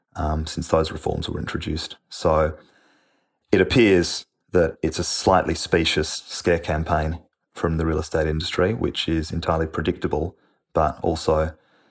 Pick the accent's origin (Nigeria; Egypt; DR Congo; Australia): Australia; Western Australia; my home state of Western Australia